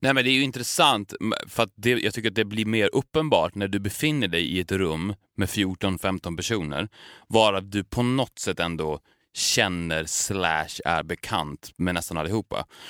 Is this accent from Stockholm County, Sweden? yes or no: no; Borlänge, Dalarna County, Sweden; Borlänge där vi kommer ifrån